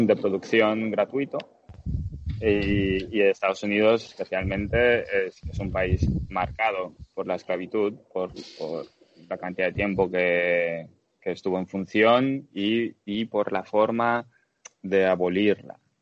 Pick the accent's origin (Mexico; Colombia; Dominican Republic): Dominican Republic; moved away as an adult; also born or lived in Bulgaria / Bilbao, Spain / Netherlands / Germany; now in Los Angeles, United States; Nací en Bulgaria, y cuando tenía cinco años mis padres se mudaron a la República Dominicana. Así que crecí en la República Dominicana hasta los 18